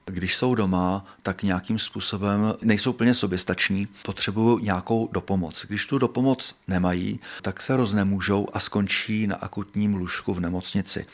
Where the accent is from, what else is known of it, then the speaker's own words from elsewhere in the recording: South Bohemian Region, Czechia; Já jsem jeho Čech, mý rodiče jsou taky jeho Češi